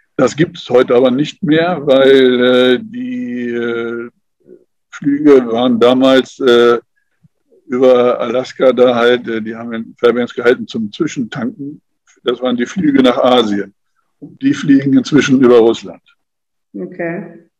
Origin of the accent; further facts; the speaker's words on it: Germany; hier bei uns in Deutschland